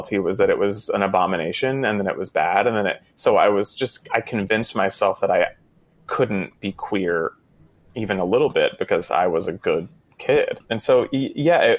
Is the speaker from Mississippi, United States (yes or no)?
no; Texas, United States; I was raised in Texas. I like grew up in households that were just only playing country music on the radio